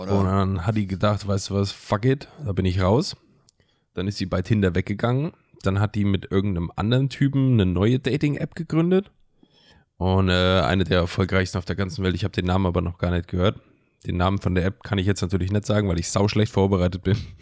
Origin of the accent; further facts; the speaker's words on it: Germany; moved away; in Fellerdingen gewohnt, wo ich herkomme